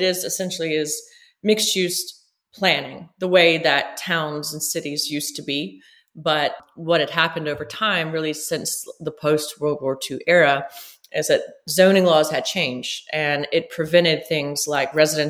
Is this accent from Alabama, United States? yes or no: yes; Montgomery, Alabama, United States; also born or lived in London / Virginia; I grew up in Montgomery. And when I finished high school here, I went off to college.